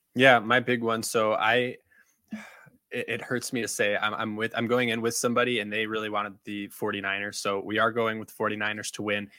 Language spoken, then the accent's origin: English; Chicago, Illinois, United States; I grew up around the city of Chicago